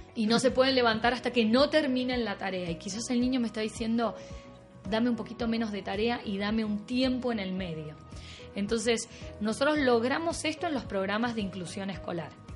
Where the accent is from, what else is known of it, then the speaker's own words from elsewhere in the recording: Buenos Aires, Argentina; accent: Argentine; moved away; yo soy argentina, claramente van a escuchar esta tonada un poquito rara.